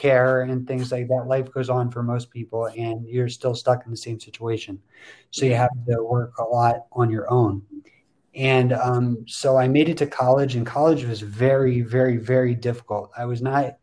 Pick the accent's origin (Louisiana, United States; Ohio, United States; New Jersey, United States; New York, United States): New Jersey, United States; Princeton Junction; I'm from Princeton Junction, New Jersey, near Mattie